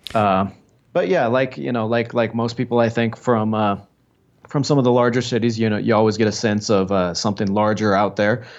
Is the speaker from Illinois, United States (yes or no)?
no; Des Moines, Iowa, United States; born or raised there; now in Colombia